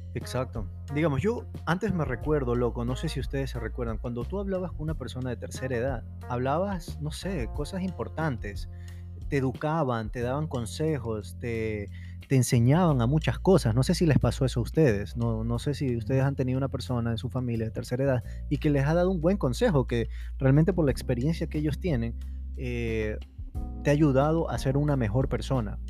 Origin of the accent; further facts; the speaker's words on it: Ecuador; somos ecuatorianos todos